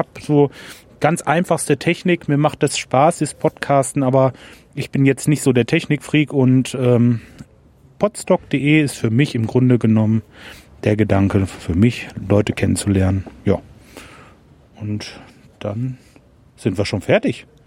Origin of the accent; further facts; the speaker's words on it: Lemgo, North Rhine-Westphalia, Germany; Meine Stadt ist also Lemgo oder ich komme aus der Nähe von Lemgo. Ich bin kürzlich umgezogen ins Kalletal. Das ist aber alles in der Nähe von Bielefeld.